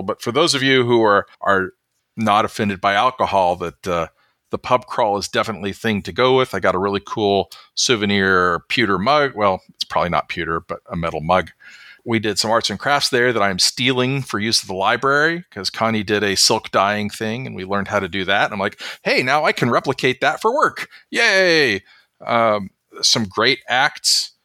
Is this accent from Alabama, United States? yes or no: no; Oklahoma, United States; moved away; my home state